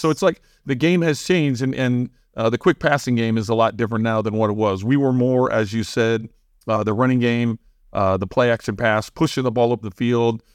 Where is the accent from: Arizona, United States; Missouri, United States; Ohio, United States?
Missouri, United States; St. Louis; moved away as an adult; also born or lived in Bloomington, Illinois; I grew up in Saint Louis 'cause we were there, you know, all the way from ten years old until, until I left to college